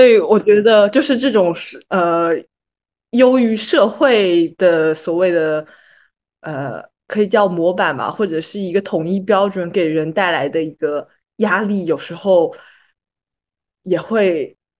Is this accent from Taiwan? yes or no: no; China; 作为一个土生土长的中国人